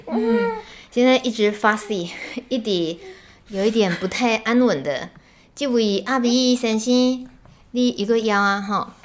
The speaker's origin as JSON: {"language": "Chinese", "country": "Taiwan", "said": "我们台湾人从小到大"}